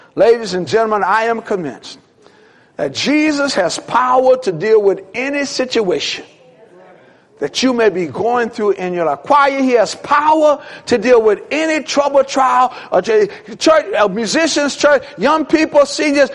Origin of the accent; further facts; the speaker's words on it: New Orleans, Louisiana, United States; When I was a little kid, kid growing up in New Orleans